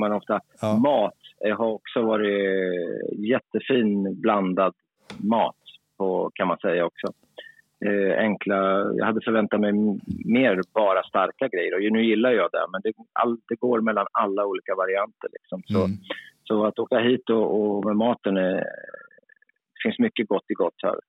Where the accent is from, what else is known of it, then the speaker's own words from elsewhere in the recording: Sweden; som svensk, då, som där man ändå är hyfsad på engelska